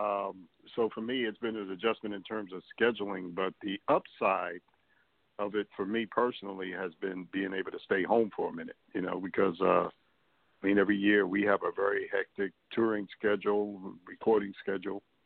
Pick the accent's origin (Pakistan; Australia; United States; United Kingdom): United States; New York City, New York; I grew up in New York City.